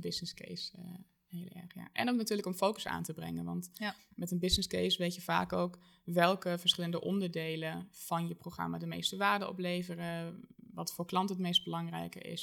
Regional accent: Germany; Dutch is a second language; moved away as an adult; now in Arnhem, Netherlands; geboren en getogen in Duitsland

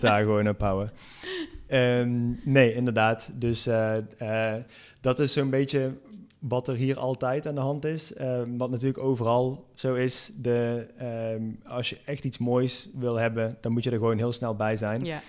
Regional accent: Netherlands; moved away as an adult; now in Valencia, Spain; wij als Nederlanders

